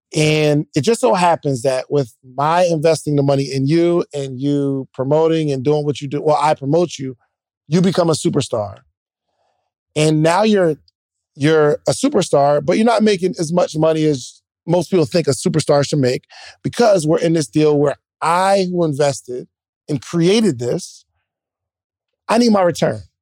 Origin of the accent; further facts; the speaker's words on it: Williamstown, New Jersey, United States; I'm actually from Willem Brown, New Jersey, like, South Jersey